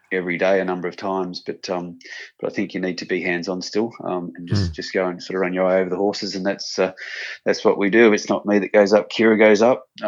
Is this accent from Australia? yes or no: yes; Sydney, New South Wales, Australia; moved away as an adult; also born or lived in Murwillumbah; I'm from Sydney originally, so nearly coming back home